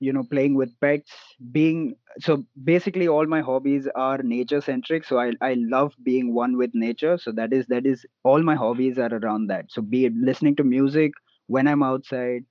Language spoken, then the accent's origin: English; Mumbai, Maharashtra, India; And I'm from Mumbai